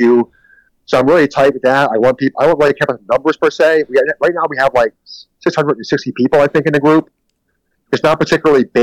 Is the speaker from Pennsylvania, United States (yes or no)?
yes; Philadelphia, Pennsylvania, United States; I'm from East Coast. I'm Philadelphia.